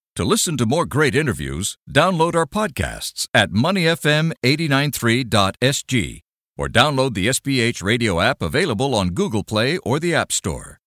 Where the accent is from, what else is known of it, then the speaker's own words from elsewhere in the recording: England, United Kingdom; now in Singapore; I come from England